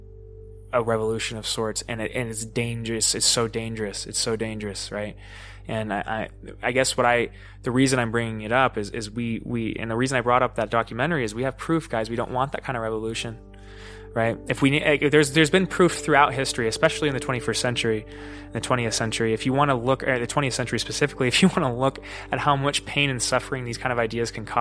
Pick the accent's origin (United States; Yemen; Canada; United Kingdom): United States; we as American citizens